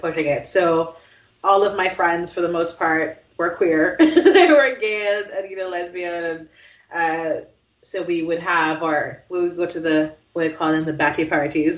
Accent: Jamaica; now in United States; growing up in Jamaica

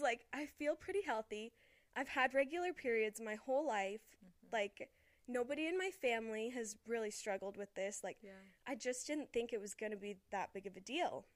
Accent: Las Vegas, Nevada, United States; moved away as an adult; now in Utah, United States; me and Dylan are we're both from Las Vegas

